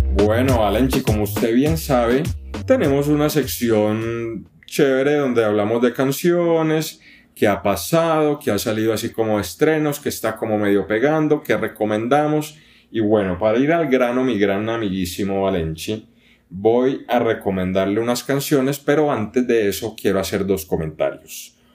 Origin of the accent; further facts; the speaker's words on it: Colombia; yo soy colombiano